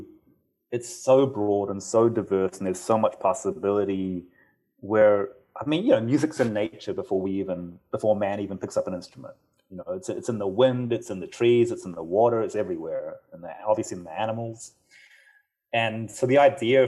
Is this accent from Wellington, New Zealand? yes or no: no; Auckland, New Zealand; moved away as an adult; now in Los Angeles, United States; I grew up in New Zealand